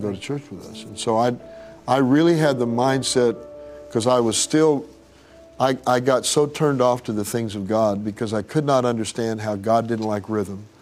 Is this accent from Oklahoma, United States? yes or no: yes; Tulsa, Oklahoma, United States; I grew up in Tulsa